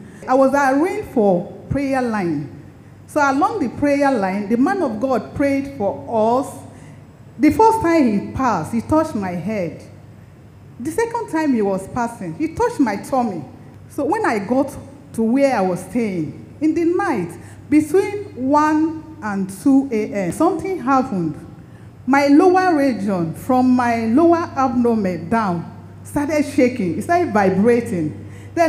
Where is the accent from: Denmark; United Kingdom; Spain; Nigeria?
Nigeria; Lagos; now in Abuja, Nigeria; I was born in Lagos. I grew up in Lagos.